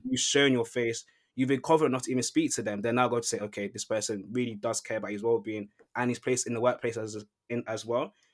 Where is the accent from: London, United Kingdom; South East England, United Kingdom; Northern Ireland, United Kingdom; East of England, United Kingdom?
London, United Kingdom; moved away as an adult; now in Manchester, United Kingdom; I grew up in London. I come to Manchester to study.